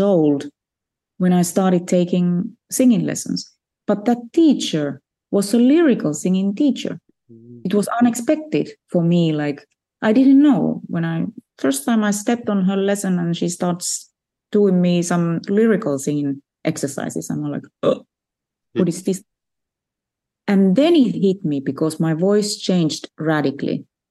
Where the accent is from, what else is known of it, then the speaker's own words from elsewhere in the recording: Finland; Finland, so there were no opportunities for me really to study music.